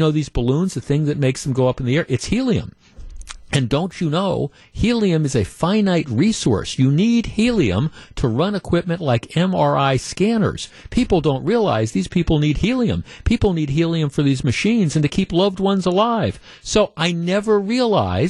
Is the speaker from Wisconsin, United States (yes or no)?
yes; Glendale, Wisconsin, United States; growing up in Glendale